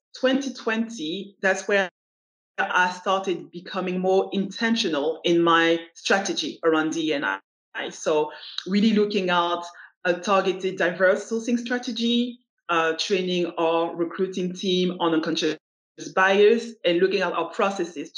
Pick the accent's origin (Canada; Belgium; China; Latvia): Belgium; moved away as an adult; also born or lived in United States / United Kingdom; I was born in Belgium, grew up in Belgium, but I traveled all across the globe. I lived in the US, I lived in the UK